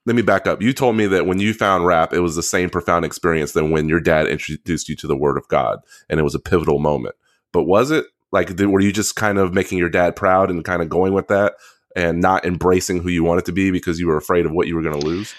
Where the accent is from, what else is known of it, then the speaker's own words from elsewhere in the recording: Central Texas, United States; we grew up in Central Texas, um, Korean black household